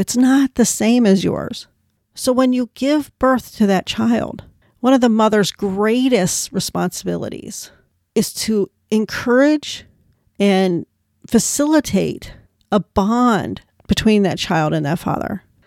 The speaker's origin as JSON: {"language": "English", "country": "United States", "said": "I'm an American, and the Irish in my family came over in, like, the seventeen hundreds."}